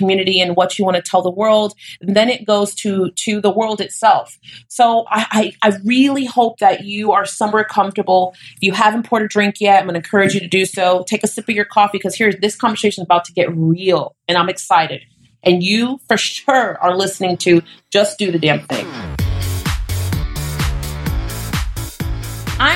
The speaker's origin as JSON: {"language": "English", "region": "Florida", "country": "United States", "tie": "born or raised there", "said": "I'm from Florida."}